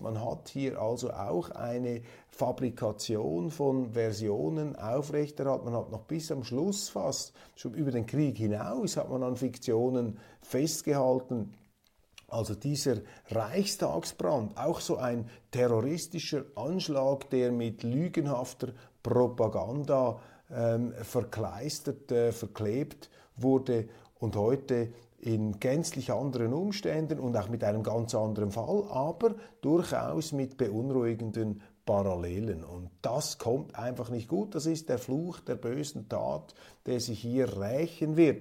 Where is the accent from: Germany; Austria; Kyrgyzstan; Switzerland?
Switzerland; als Schweizer